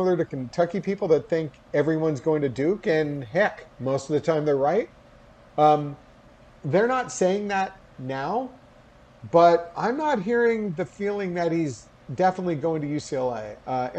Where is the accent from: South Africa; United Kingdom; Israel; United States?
United Kingdom; Game day. I'm British.